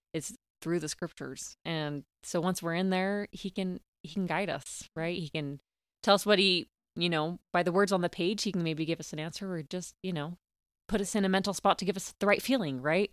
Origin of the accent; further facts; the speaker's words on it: Clinton, Utah, United States; also born or lived in Oregon / Knoxville, Tennessee; I grew up in Clinton, Utah, um, had a great childhood